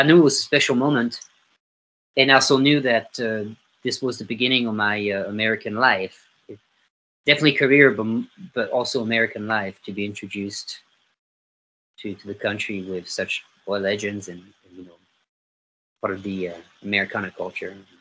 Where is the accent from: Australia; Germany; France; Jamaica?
France; Nîmes, Occitania; English is a second language; moved away as an adult; also born or lived in London, United Kingdom / Los Angeles, United States / Oklahoma, United States / Nashville, United States; now in Fort Worth, United States; I grew up in a town called Nîmes, N-I-M-E-S, and that's in the south of France